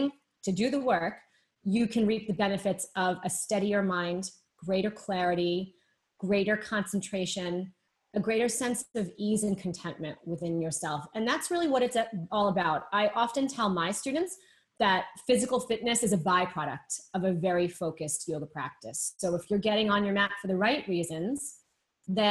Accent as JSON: {"language": "English", "town": "Boston", "region": "Massachusetts", "country": "United States", "moved": "yes", "lives_now": "New York, United States", "said": "I'm based in New York. I'm originally from Boston."}